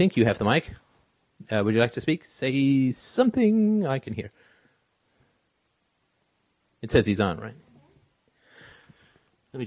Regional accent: England, United Kingdom; also born or lived in Ireland; now in Canada; I was born in Ireland. I grew up in England. Now I live in Canada.

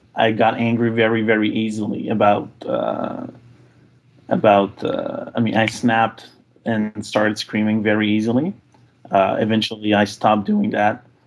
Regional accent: Quebec, Canada; now in Ottawa, Canada; I am from Quebec, although I do live mm. in hmm. Ottawa

